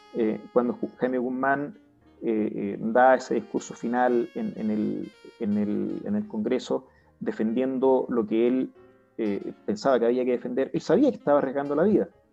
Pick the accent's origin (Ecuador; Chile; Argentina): Chile; como chileno como padre de familia, como empresario